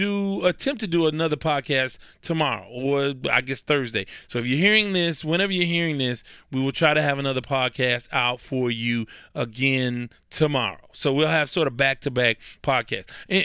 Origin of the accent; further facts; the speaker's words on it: Houston, Texas, United States; because I'm in Houston